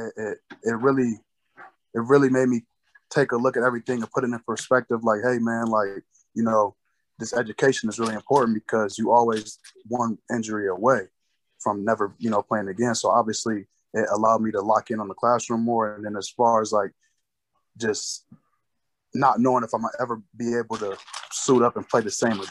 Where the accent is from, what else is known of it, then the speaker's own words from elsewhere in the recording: Canton, Ohio, United States; from where I'm from Canton, Ohio, like, naturally instilled a aggression into me